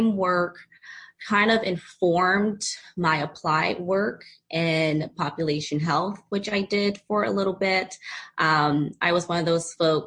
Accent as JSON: {"language": "English", "town": "Philadelphia", "region": "Pennsylvania", "country": "United States", "tie": "born or raised there", "also_born_or_lived": "San Diego", "moved": "yes", "said": "I recently relocated back to my hometown, Philadelphia"}